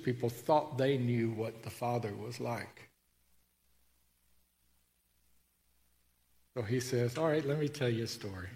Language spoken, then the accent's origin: English; Tennessee, United States; I grew up in Tennessee